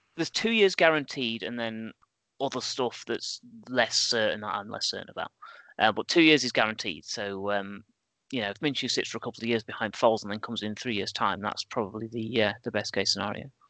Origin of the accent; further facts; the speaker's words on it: England, United Kingdom; we're all English, right? We grow up with a suspicion of franchises